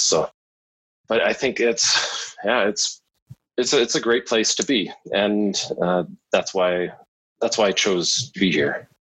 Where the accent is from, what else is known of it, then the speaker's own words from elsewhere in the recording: London, Ontario, Canada; moved away as an adult; also born or lived in northern Alberta; now in Vancouver Island, Canada; I grew up in London, Ontario, beautiful southwestern Ontario.